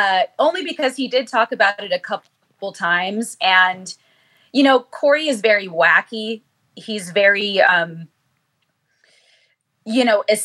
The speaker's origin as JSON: {"language": "English", "region": "California", "country": "United States", "tie": "born or raised there", "said": "I was born and raised in California"}